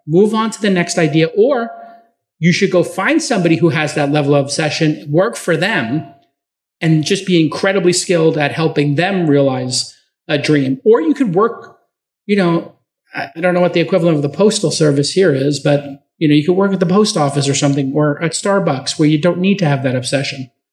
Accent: New York City, New York, United States; I'm from Brooklyn.

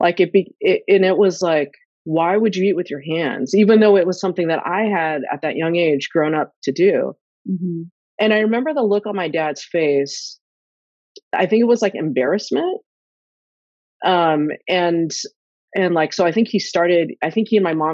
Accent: Sacramento, California, United States; my brother and I were the first generation that were born and raised in the U.S. Mm. And we grew up in Northern California, in Sacramento

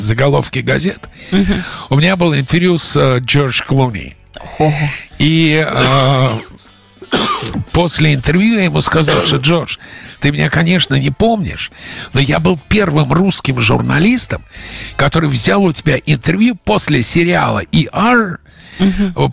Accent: Russia; now in United States; из России

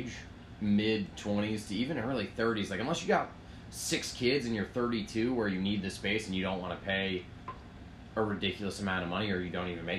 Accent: Northeast, United States; also born or lived in Connecticut; now in New York City, United States; born and raised in the Northeast

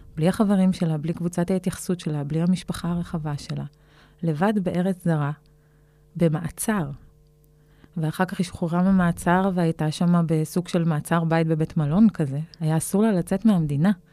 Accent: Israel; הזהות שלי כישראלית

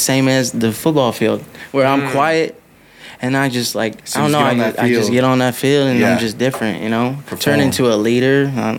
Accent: Pasadena, West Covina, Covina area, California, United States; also born or lived in Los Angeles, California; now in Las Vegas, United States; On my birth certificate, it says L.A., but I spent most time in, like, around Pasadena, West Covina, Covina area.

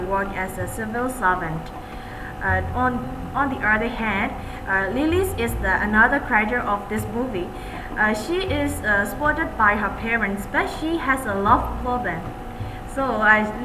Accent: Myanmar; from Myanmar

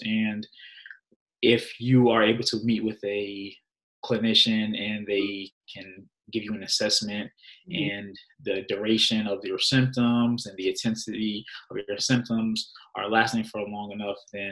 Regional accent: New Jersey, United States; I am native of New Jersey

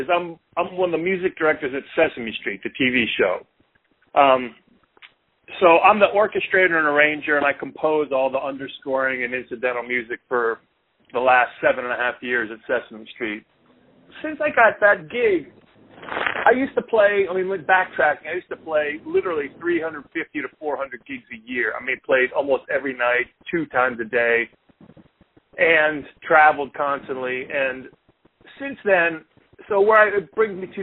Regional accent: Pittsburgh, Pennsylvania, United States; I grew up in Pittsburgh in the 70s

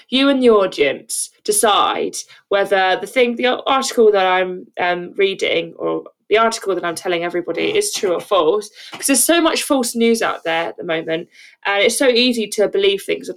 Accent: Brighton, South East England, United Kingdom; I'm actually from Brighton

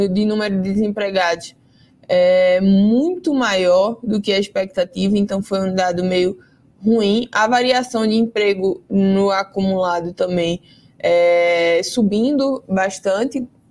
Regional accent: Recife, Pernambuco, Brazil; Eu sou recifense

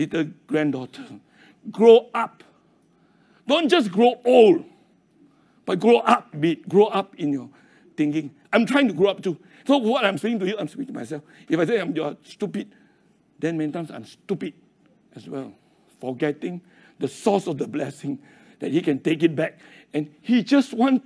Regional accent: Kulim, Kedah, Malaysia; I was born in Kulim

